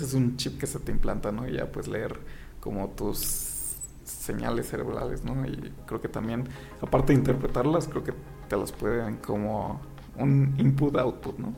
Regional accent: Mexico; Pedro y yo somos los mexicanos del equipo

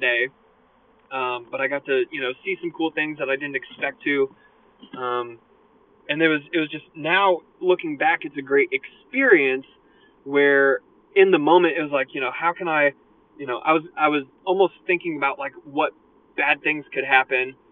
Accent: United States; I'm from America

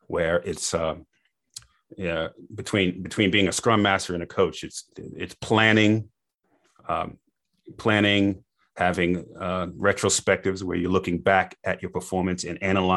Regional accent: Boston, Massachusetts, United States; I grew up in Boston area

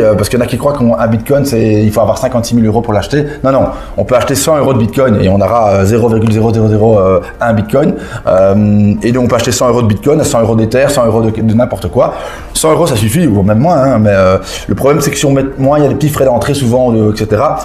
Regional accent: Belgium; je suis belge

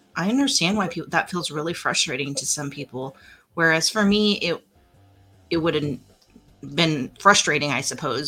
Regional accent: Pratt, Kansas, United States; my hometown of Pratt, Kansas

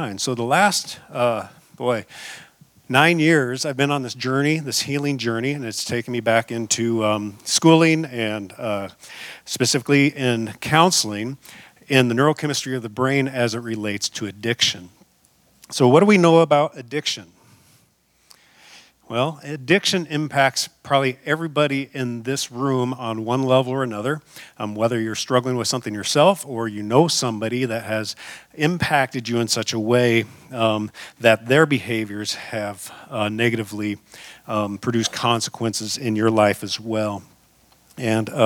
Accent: Seattle, Washington, United States; also born or lived in Front Range, Colorado; now in Colorado, United States; I'm from the Northwest, from Seattle

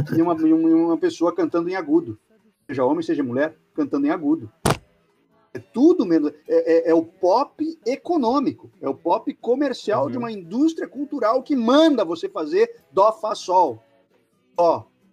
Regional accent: Rio Grande do Sul, Brazil; now in Curitiba, Brazil; E olha que eu não sou daqui, hein? Mas eu, eu, eu gosto de dizer que eu sou gaúcho de Curitiba

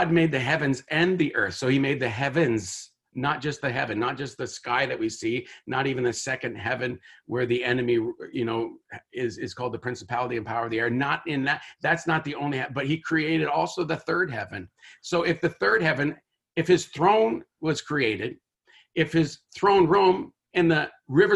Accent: Tyendinaga Mohawk Territory, Ontario, Canada; I was born in a hospital near the territory, but I actually grew up there for 18 years of my life

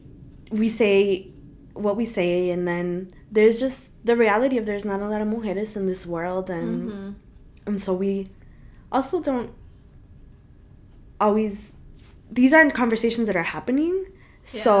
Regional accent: Chicago, Illinois, United States; we're from Chicago, of course. I live in Midway. I grew up on 55th and Cicero-ish

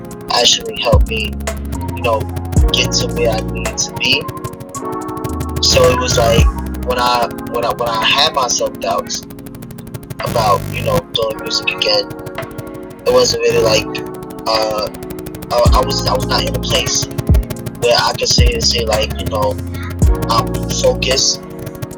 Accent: New York City, New York, United States; I'm from New York City.

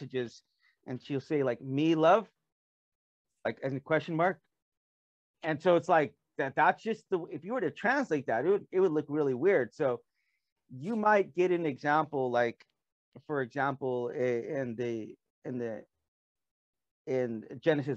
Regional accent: United States; moved away as an adult; now in South Korea

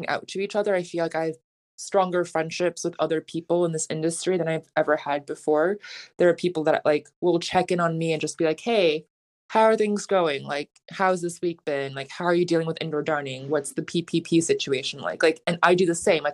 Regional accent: New York City, New York, United States; I'm a New Yorker

